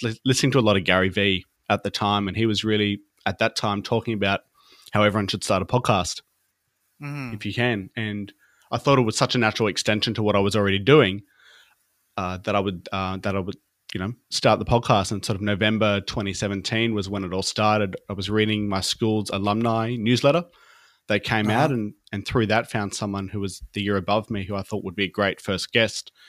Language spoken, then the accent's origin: English; Brisbane, Queensland, Australia; I'm from Australia, in a place called Brisbane in Queensland